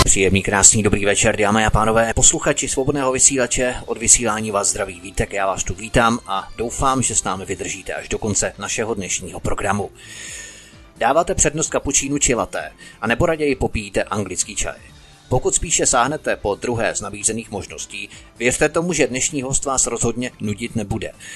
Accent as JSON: {"language": "Czech", "country": "Czechia", "said": "Jsme jako Češi schopní od ideologizovaného výkladu naší národní minulosti?"}